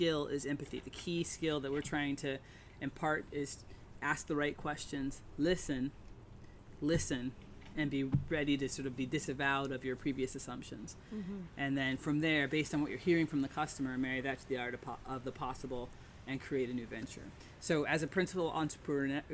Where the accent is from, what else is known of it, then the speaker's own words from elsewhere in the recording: Dayton, Ohio, United States; I grew up in Dayton, Ohio, Wright-Patterson Air Force Base. My father was in the Air Force